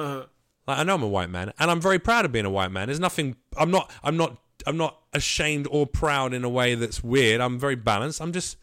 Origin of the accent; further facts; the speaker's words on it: London, United Kingdom; Yeah, I'm from London.